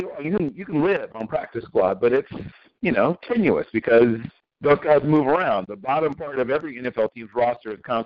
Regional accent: Norfolk, Virginia, United States; I grew up in Norfolk and Virginia Beach

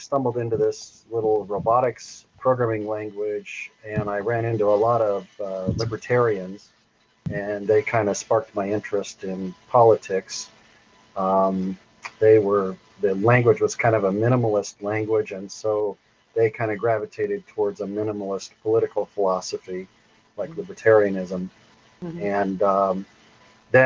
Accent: Butte County, California, United States; I'm from the Butte County, California area. I just got burned out in the Paradise campfire here a few months ago

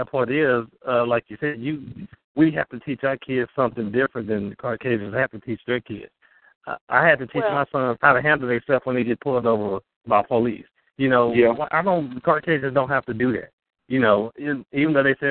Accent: Texas, United States; moved away as an adult; now in Berlin, New Hampshire, United States; I was born and raised in Texas

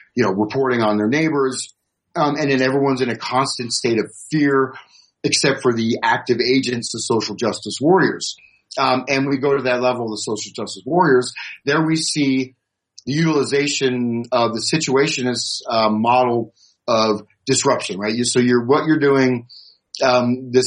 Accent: United States; I'm an American.

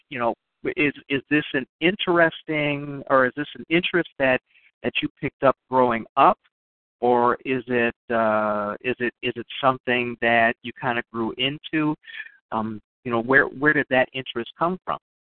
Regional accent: Chicago, Illinois, United States; also born or lived in North Side, Chicago; I'm a transplanted North Sider. I grew up on the South

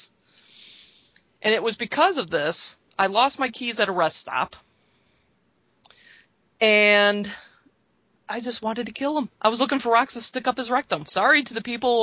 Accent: Michigan, United States; I'm from Michigan

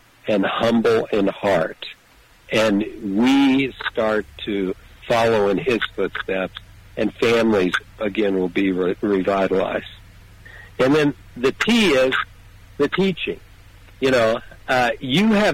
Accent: Kansas, United States; And I love my home state that is in the center of the universe, or actually the center of America.

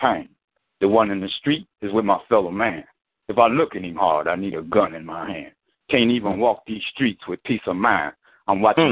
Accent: Detroit, Michigan, United States; moved away; I'm from Detroit originally.

